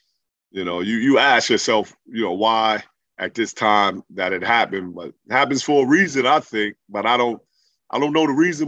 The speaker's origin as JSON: {"language": "English", "region": "New York", "country": "United States", "tie": "born or raised there", "said": "I grew up in Left Rack City, right around the corner from Brooklyn Nets, Barclay Arena."}